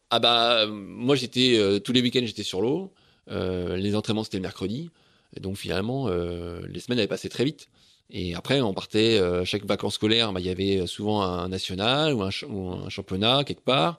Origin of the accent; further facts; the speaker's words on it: Saint-Pol-de-Léon, Brittany, France; moi, j'ai grandi à Saint-Paul-de-Léon